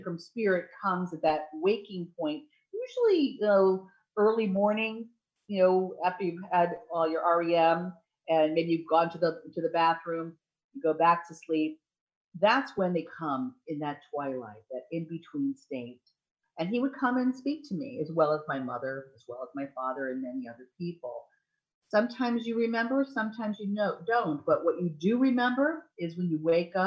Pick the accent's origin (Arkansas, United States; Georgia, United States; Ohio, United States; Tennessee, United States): Ohio, United States; moved away; I was born in Ohio